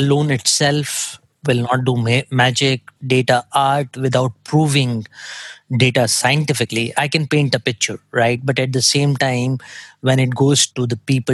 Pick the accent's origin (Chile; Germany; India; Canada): India; I come from India myself